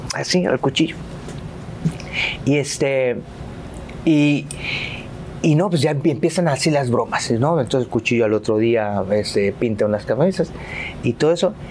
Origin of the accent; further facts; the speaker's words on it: Veracruz, Mexico; moved away as an adult; also born or lived in Poza Rica; soy jarocho